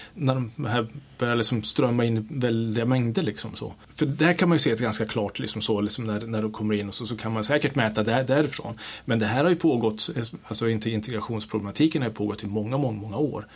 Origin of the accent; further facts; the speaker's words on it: Kiruna, Norrbotten County, Sweden; moved away; jag är född i Sverige, jag, jag är uppvuxen i, i, liksom i Norrland, största delen av mig i Kiruna